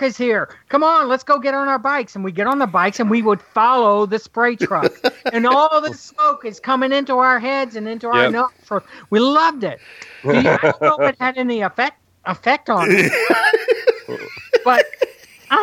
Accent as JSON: {"language": "English", "region": "Alabama", "country": "United States", "tie": "born or raised there", "moved": "yes", "lives_now": "Georgia, United States", "said": "Then we moved to Alabama for 11 years"}